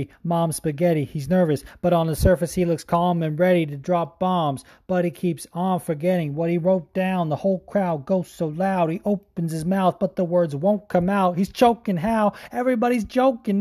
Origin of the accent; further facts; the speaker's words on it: New Jersey, United States; I'm from Central Jersey, which exists